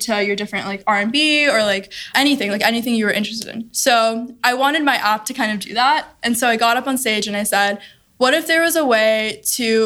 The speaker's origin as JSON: {"language": "English", "town": "Cincinnati", "region": "Ohio", "country": "United States", "tie": "born or raised there", "said": "I grew up in Cincinnati, Ohio, in the Westchester area"}